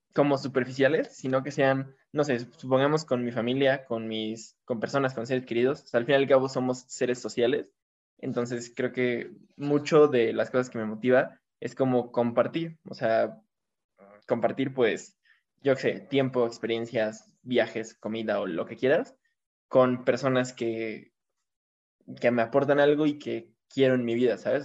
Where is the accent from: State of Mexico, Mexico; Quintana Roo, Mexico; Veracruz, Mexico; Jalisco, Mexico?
State of Mexico, Mexico; Toluca; yo igual soy de Toluca